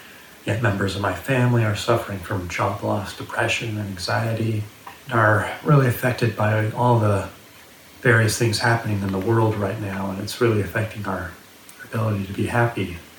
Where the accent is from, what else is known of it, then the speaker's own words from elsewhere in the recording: Southern California, United States; I'm from Southern California, and I've lived here my entire life.